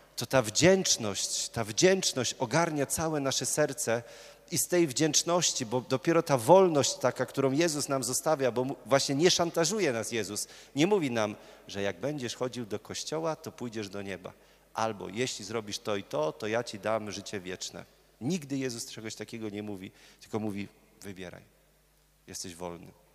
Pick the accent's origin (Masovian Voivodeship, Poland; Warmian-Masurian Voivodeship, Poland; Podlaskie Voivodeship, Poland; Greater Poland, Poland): Greater Poland, Poland; Murowana Goślina; moved away as an adult; now in Poznań, Poland; ja pochodzę z murowanej gośliny